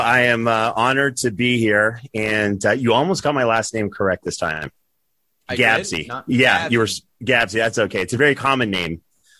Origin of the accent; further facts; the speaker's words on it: Quebec, Canada; growing up in French Canada